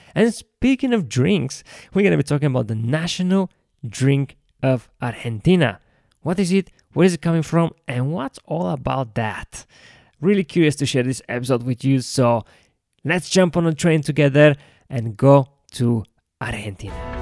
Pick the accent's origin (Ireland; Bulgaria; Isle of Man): Bulgaria; I'm from Bulgaria